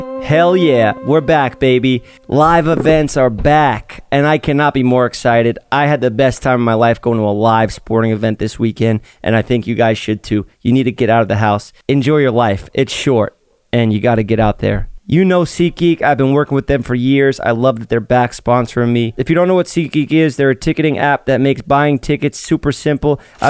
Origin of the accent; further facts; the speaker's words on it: Staten Island, New York, United States; Staten Island.